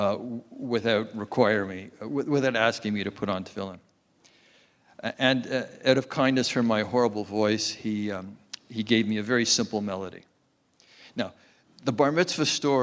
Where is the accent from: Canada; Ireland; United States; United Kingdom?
Canada; Montreal, Quebec; I grew up in Montreal